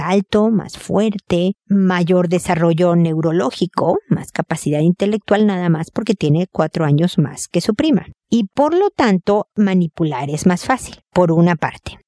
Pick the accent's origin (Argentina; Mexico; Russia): Mexico; moved away as an adult; now in Santiago, Chile; Yo soy mexicana